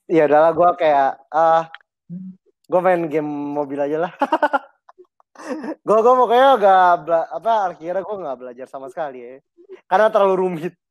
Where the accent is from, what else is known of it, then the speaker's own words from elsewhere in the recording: Pasar Minggu, Jakarta, Indonesia; gue dari pasar minggu